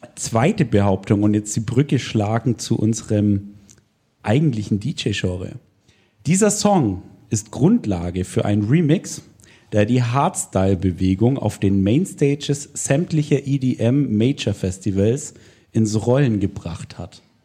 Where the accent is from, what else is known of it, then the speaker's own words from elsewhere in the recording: Swabia, Germany; moved away; ich komme ursprünglich aus der Gegend, wo der Kollege herkommt. Wir sind Schwaben, genau, wir sind Schwaben